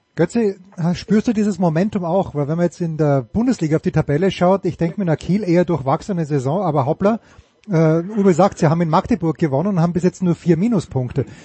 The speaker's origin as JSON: {"language": "German", "country": "Austria", "said": "als Österreicher"}